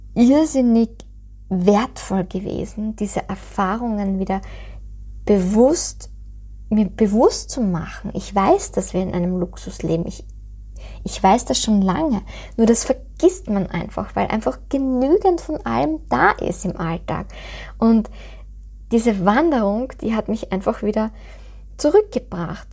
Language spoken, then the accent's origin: German; Styria, Austria